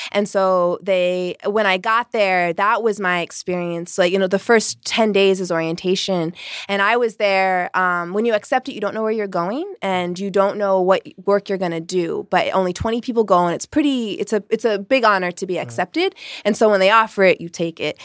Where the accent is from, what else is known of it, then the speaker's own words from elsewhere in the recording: Vermont, United States; I'm from Vermont, Bernie country